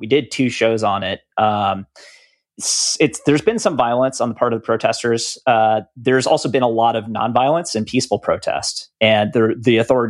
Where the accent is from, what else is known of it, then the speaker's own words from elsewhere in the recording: United States; We're American.